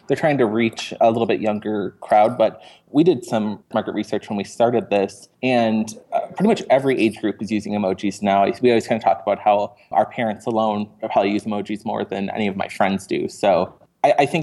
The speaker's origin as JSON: {"language": "English", "region": "Wisconsin", "country": "United States", "moved": "as an adult", "lives_now": "Kansas City, United States", "said": "I'm originally from Wisconsin, and I've been here now about 3 years"}